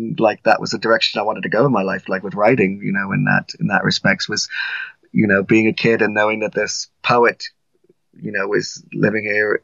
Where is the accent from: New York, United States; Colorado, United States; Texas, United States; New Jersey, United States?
New York, United States; New York City; growing up in the Bronx, you kind of grew up just a block away from Poe Cottage